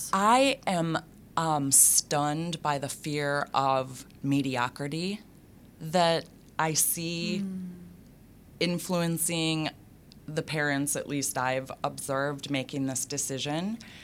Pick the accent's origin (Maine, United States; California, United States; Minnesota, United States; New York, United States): Minnesota, United States; I grew up in Minnesota public schools and graduated from them.